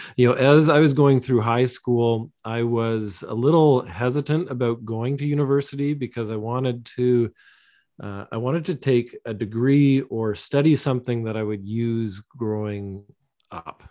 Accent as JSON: {"language": "English", "town": "London", "region": "Ontario", "country": "Canada", "tie": "born or raised there", "said": "I grew up in London, Ontario, in Southwestern Ontario"}